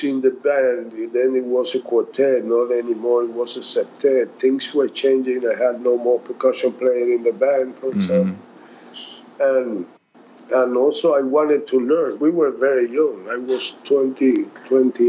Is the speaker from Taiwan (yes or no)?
no; Cuba; moved away as an adult; also born or lived in Italy / New York City, United States / New Jersey, United States; I left Cuba. I moved to Italy